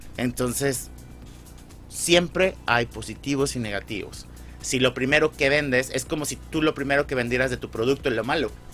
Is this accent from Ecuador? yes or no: no; Mexico; moved away; como mexicano